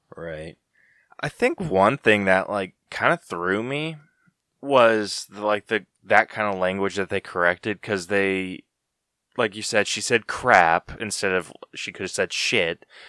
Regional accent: Utah, United States; growing up in Utah

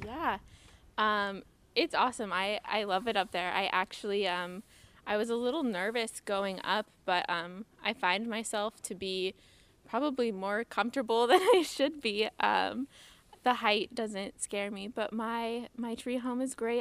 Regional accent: San Diego, California, United States; I'm originally from San Diego

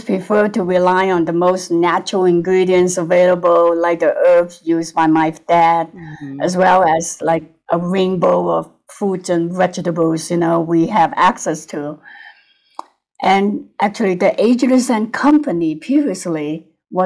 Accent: Hong Kong; moved away as an adult; also born or lived in United States; now in Lake Tahoe, United States; I was born in Hong Kong. Then I came to the US and became a citizen in my 20s.

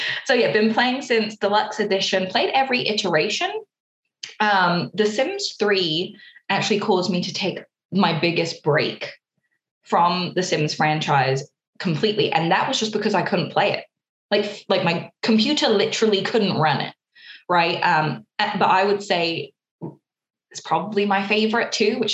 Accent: London, United Kingdom; moved away; I'm from London

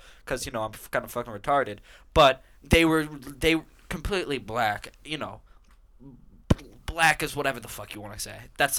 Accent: Virginia, United States; I'm from Virginia.

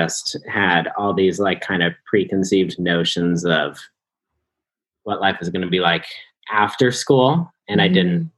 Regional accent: Arvada, Colorado, United States; I am from Denver, Colorado, a suburb at least

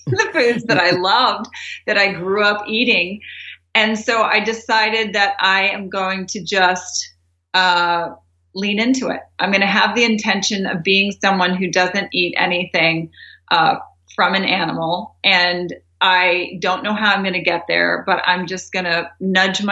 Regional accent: Doraville, Georgia, United States; I grew up in Doraville, Georgia

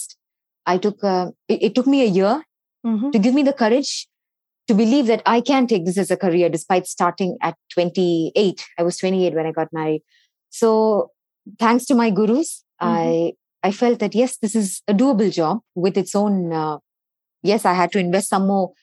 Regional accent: Pondicherry, Puducherry, India; moved away as an adult; now in Bangalore, India; I am born and raised in Pondicherry

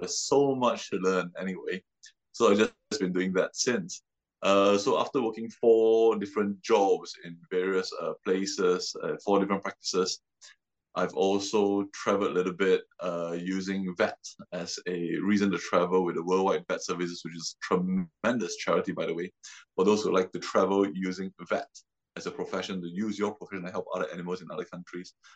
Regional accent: Singapore; moved away as an adult; also born or lived in London; I'm from Singapore originally

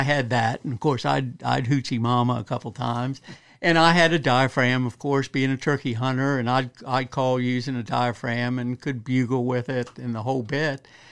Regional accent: Western Maryland, United States; moved away as an adult; also born or lived in Kentucky; now in Eastern Shore, Maryland, United States; born and raised up in Western Maryland

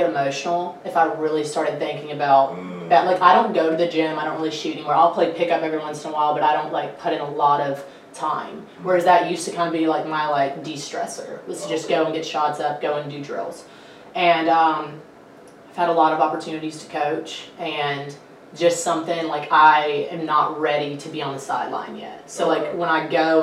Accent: Somerville, Tennessee, United States; moved away as an adult; now in Memphis, United States; Somerville, Tennessee. I don't know if you know where that is, but it's Fayette County. It's like an hour from here, east. and it's a really small town.

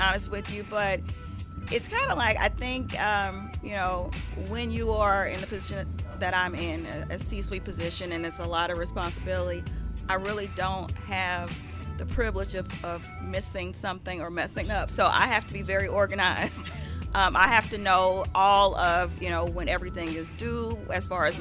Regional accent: St. Louis, Missouri, United States; I came from North St. Louis.

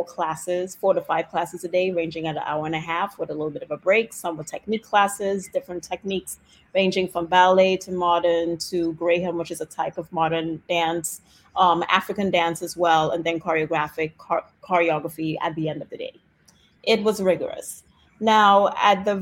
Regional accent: Trinidad & Tobago; moved away as an adult; now in Washington DC, United States; I grew up in Trinidad and Tobago

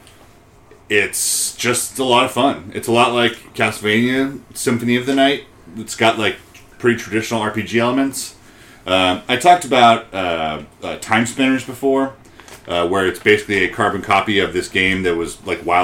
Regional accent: Peachtree City, Georgia, United States; my hometown

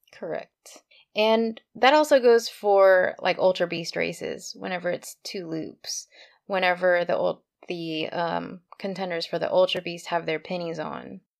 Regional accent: Texas, United States; I grew up in Texas

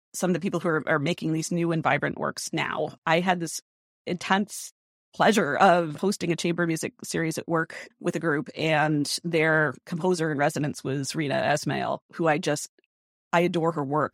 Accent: Rhode Island, United States; moved away; a really strong music tradition in my hometown over in Rhode Island

